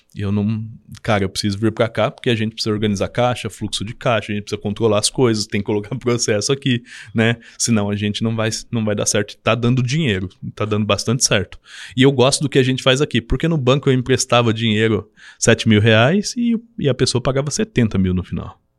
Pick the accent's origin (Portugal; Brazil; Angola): Brazil; Avaré, São Paulo; moved away as an adult; also born or lived in Cruzeiro, São Paulo; Eu sou de Avaré, São Paulo, no né, interior de São Paulo, próximo ao Paraná